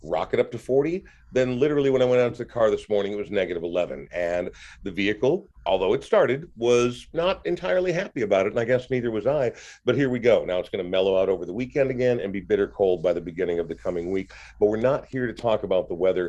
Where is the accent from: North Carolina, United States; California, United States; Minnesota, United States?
Minnesota, United States; especially as Minnesotans, we're very provincial about these things